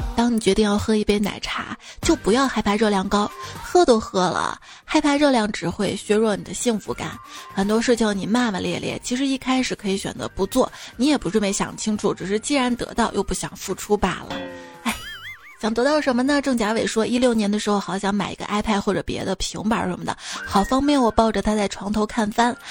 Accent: Anhui, China; 瞧不起我们安徽人

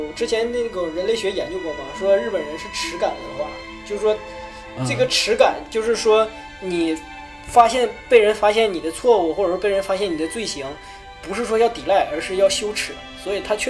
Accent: China; 是因为我们中国人的婆媳关系肯定处理得很好，是吧？

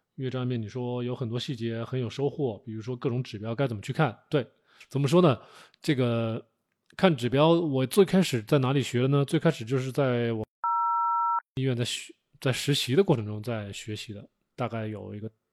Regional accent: China; 我们中国人吃食，吃植物吃了这么多年

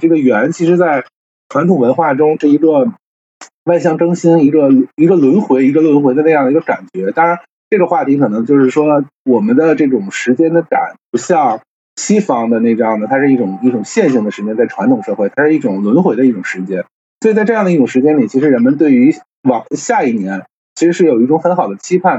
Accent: Tianjin, China; 因为我，我是天津人嘛

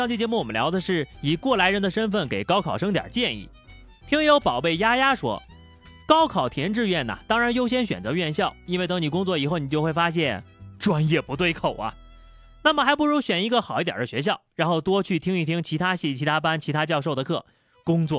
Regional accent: Shanghai, China; 阿拉上海人啊

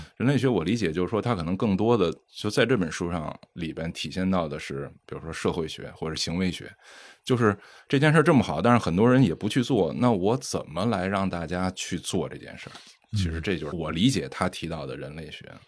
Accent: China; 我们中国人

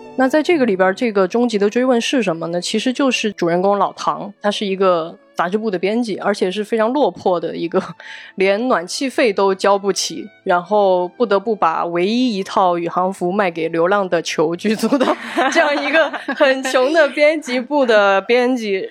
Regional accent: Guizhou, China; 我也是贵州人

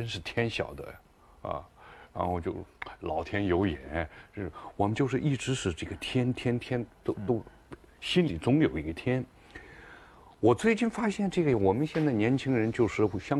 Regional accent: China; 我们中国人是最善于跟天沟通的，

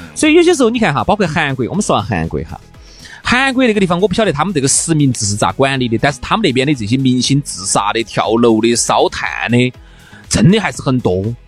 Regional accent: Sichuan, China; accent: Sichuan; 这是我们四川资阳的口音

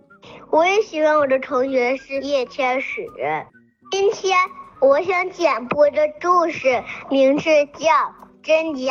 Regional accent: Shenyang, Liaoning, China; 我今年四岁了，我来自沈阳。

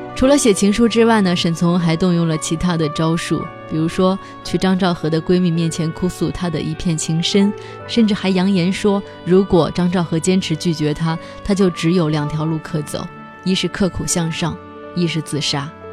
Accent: Hunan, China; 我们湖南人的这种热血和蛮劲儿、霸蛮精神

